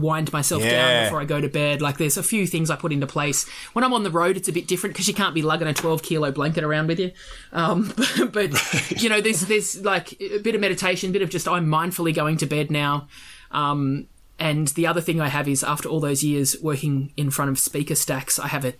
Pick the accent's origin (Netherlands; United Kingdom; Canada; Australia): Australia; I'm Australian